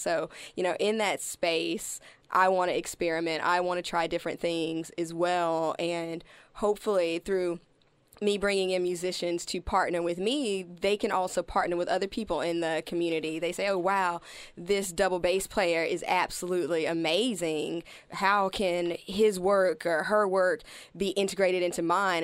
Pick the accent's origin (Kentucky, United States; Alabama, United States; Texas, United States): Alabama, United States; also born or lived in Arizona / Colorado; now in Melbourne, Australia; I grew up in Alabama